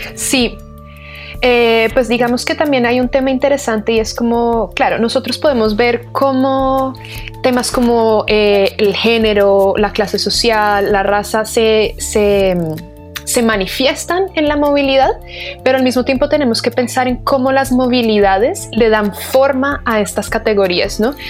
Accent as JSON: {"language": "Spanish", "region": "Bogotá", "country": "Colombia", "also_born_or_lived": "England", "moved": "as an adult", "lives_now": "Santiago, Chile", "said": "Bogotá, que es de donde yo soy, o como Santiago, que es donde estoy ahora"}